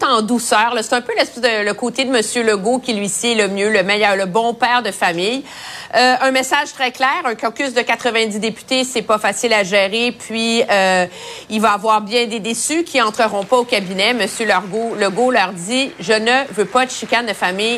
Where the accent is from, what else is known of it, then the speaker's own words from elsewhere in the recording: Montreal, Quebec, Canada; je suis une fille de Montréal. J'ai grandi à Montréal